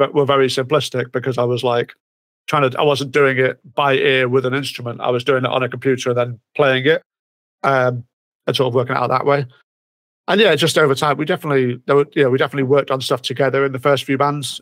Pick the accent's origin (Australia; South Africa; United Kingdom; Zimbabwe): United Kingdom; it's Britain. We have a we have a very checkered past